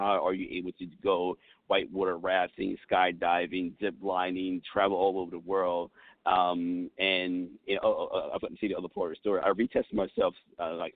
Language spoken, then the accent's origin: English; United States; I was born in America.